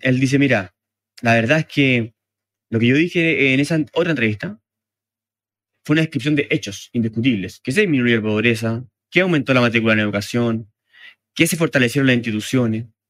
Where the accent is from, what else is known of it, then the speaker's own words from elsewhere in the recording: Chile; nosotros como chilenos